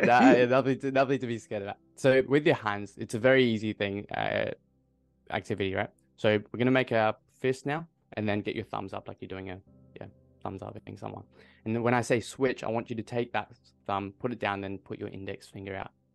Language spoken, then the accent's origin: English; Adelaide, South Australia, Australia; I'm from Adelaide.